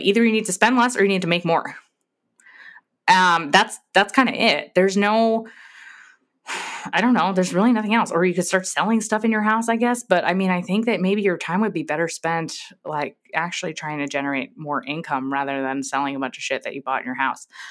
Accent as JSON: {"language": "English", "region": "New York", "country": "United States", "tie": "born or raised there", "moved": "as an adult", "lives_now": "Texas, United States", "said": "I'm from New York"}